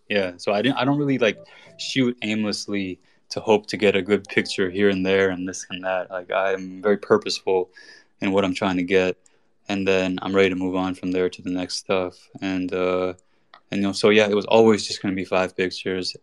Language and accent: English; United States; born and raised in America. My family's Iranian